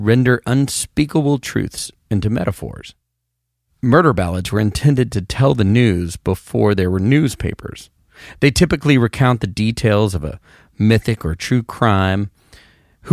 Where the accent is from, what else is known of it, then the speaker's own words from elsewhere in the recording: Knoxville, Tennessee, United States; I grew up near Knoxville